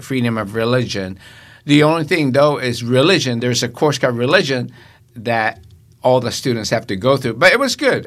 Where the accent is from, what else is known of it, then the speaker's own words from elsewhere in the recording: Tokyo, Japan; now in United States; I was born and raised in Japan